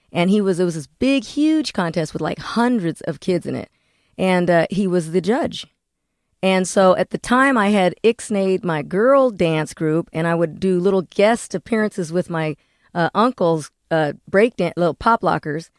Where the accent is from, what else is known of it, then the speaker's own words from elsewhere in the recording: Corona, California, United States; I'm from Corona, California